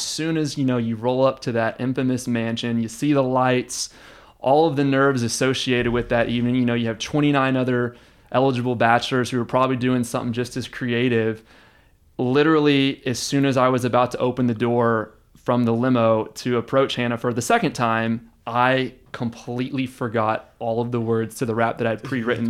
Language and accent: English; Houston, Texas, United States; now in Austin, United States; I was born and raised in Houston